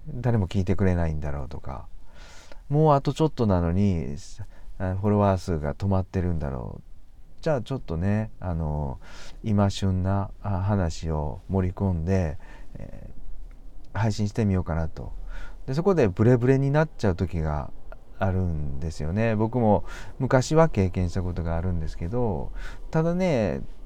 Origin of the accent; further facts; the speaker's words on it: Kansai, Japan; 僕ら関西人なんですけどね